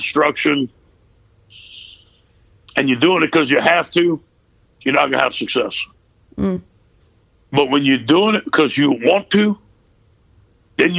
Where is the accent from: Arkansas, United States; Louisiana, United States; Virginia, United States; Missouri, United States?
Louisiana, United States; South Lafourche; I'm from South Lafourche, a Cajun town